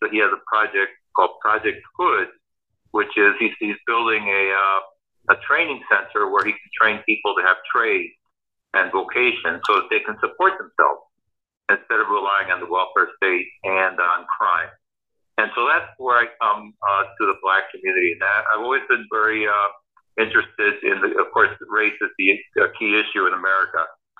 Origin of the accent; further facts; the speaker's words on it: Chicago, Illinois, United States; English is a second language; moved away as an adult; also born or lived in Cuba / New York / Houston; now in Miami, United States; So in 1966, my family came to Miami. My dad got a job in Chicago, so I grew up in Chicago, went to college and law school there.